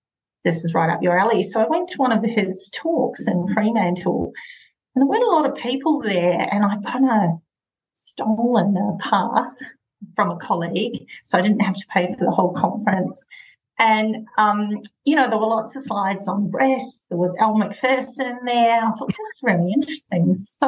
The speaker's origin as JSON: {"language": "English", "country": "New Zealand", "tie": "born or raised there", "also_born_or_lived": "Dunedin, New Zealand", "moved": "as an adult", "lives_now": "Perth, Australia", "said": "I grew up in New Zealand and I trained in Dunedin"}